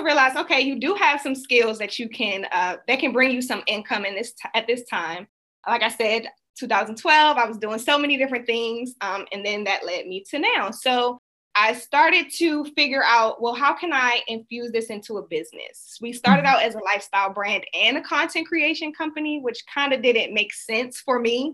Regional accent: Washington, District of Columbia, United States; now in Maryland, United States; I am from Washington, D.C., the Washington, D.C. area. I currently reside in Maryland, though, so not too far from D.C.

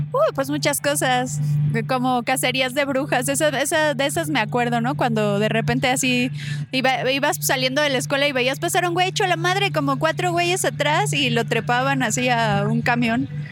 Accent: Tlalnepantla, State of Mexico, Mexico; also born or lived in Veracruz; yo crecí en Tlane

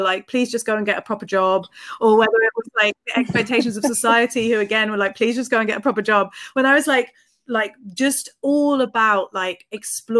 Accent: Reading, South East England, United Kingdom; I grew up in Reading

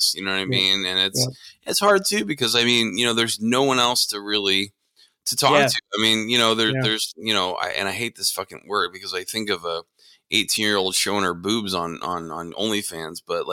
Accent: between Scranton and Allentown, Pennsylvania, United States; also born or lived in Connecticut; now in Dallas, United States; I grew up in between Scranton and Allentown.

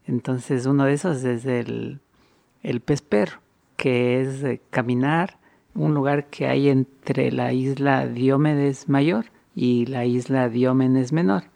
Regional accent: Quito, Pichincha, Ecuador; born or raised there

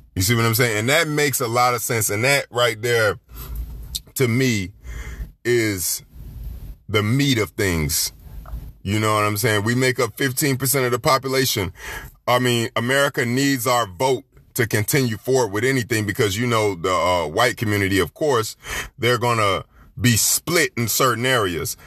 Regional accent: Florida, United States; I'm from Florida

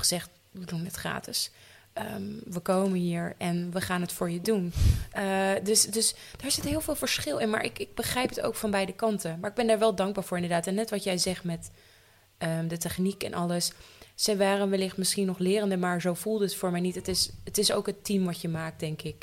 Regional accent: Leeuwarden, Friesland, Netherlands; Ik ben 28 jaar en ik kom uit Leeuwarden

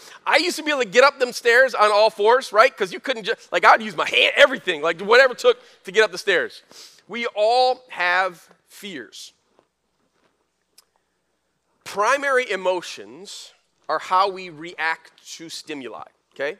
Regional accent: Flint, Michigan, United States; When we were growing up in Flint

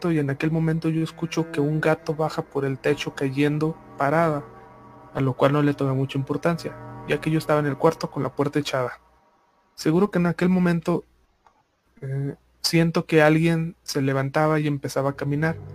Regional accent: Ica, Peru; Un día me fui de viaje a una provincia de mi tierra natal, que es la ciudad de Ica, en Perú.

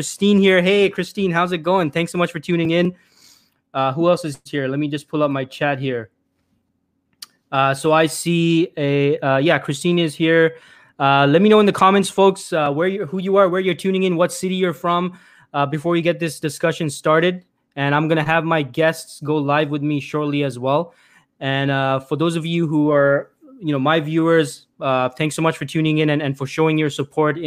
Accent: Toronto, Ontario, Canada; born or raised there

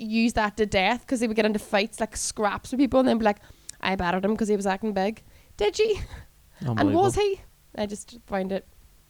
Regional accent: Derry, Northern Ireland, United Kingdom; I'm from Derry in Ireland, and I pronounce it like this.

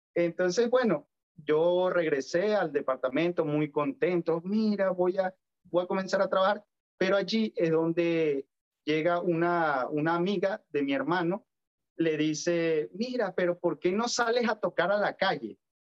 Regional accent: Valera, Trujillo, Venezuela; moved away as an adult; now in Santiago, Chile; fue allá donde me formé, en mi querida Valera, donde aprendí todo esto y todos mis valores

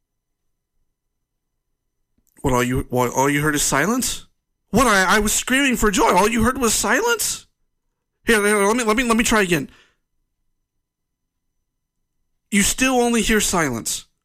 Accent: United States; as an American

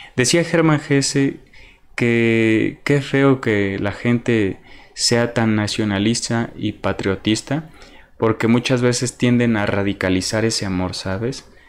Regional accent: Mexico; yo soy mexicano

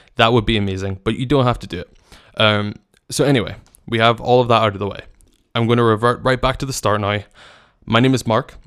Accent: Northern Ireland, United Kingdom; I come from Northern Ireland, as I've mentioned, and it's a very small country where we defeat ourselves a lot

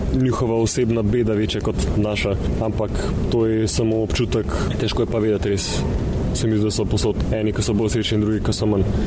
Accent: Slovenia; smo rojeni in živimo v Sloveniji

